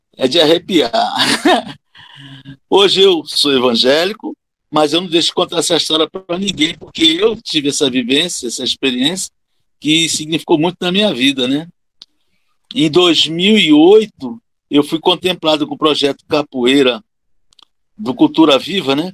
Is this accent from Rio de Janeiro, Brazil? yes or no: yes; Rio de Janeiro, Brazil; moved away as an adult; now in Alagoas, Brazil; No Rio de Janeiro, nasci no Rio de Janeiro. Hoje eu moro em Alagoas desde 1982, ou seja, vão fazer 40 anos, né, de, de Alagoas, mais do que tive de Rio de Janeiro, né, que eu cheguei aqui com 26